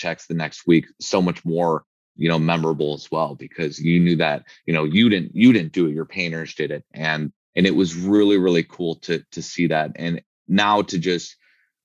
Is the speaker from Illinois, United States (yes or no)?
yes; Chicago, Illinois, United States; moved away as an adult; now in Arizona, United States; growing up in Chicago